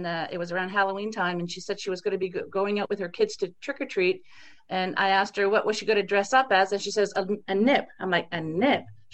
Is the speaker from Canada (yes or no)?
yes; East Coast of Canada, Canada; being born and raised on the East Coast of Canada